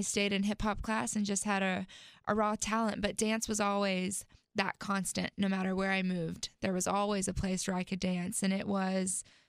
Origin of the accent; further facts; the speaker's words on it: South Carolina, United States; also born or lived in Texas; And I ended up claiming South Carolina as home because that's where I lived the longest and that's where they're still stationed at.